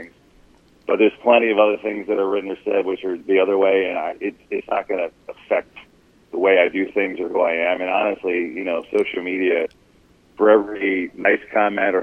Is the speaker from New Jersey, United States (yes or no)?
yes; New Jersey, United States; I grew up in North Jersey